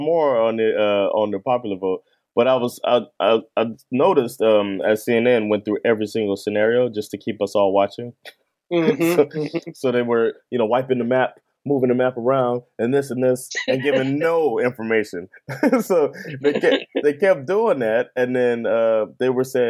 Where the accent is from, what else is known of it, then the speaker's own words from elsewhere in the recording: Miami, Florida, United States; I'm not from Florida. I'm from Miami.